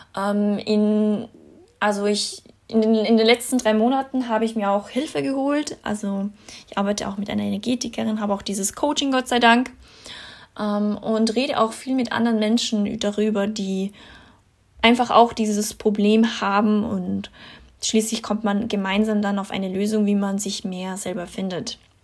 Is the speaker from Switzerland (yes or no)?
no; Austria; bei uns in Österreich